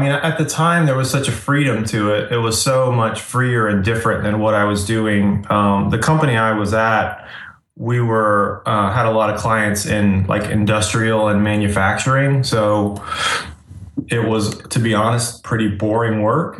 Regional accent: Asheville, North Carolina, United States; also born or lived in Florida; I grew up in Florida and then I moved to Asheville, North Carolina when I was like 11 years old. So I grew up, I kind of consider Asheville, North Carolina where I grew up.

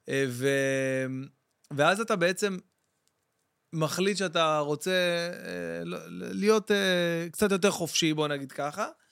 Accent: Jerusalem, Jerusalem District, Israel; אני גדלתי שם בבית וגן.

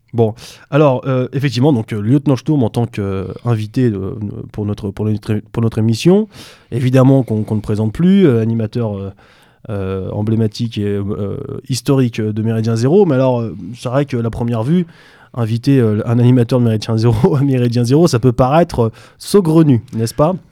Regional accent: France; en tant que Français

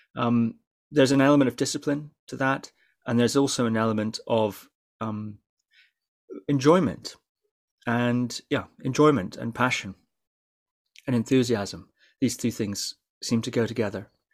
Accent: Shetland, Scotland, United Kingdom; growing up in Shetland, yeah, it is a strange place to grow up.

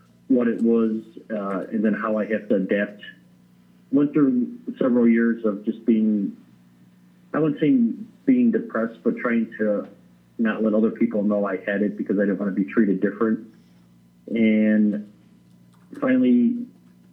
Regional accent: Addison, Illinois, United States; also born or lived in Alaska; I am originally from Addison, Illinois

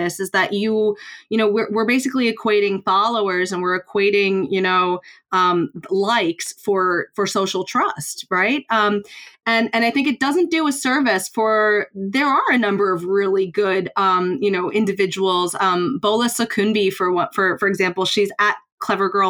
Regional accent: United States; moved away; I'm obviously, you can tell from the accent, I'm from the United States

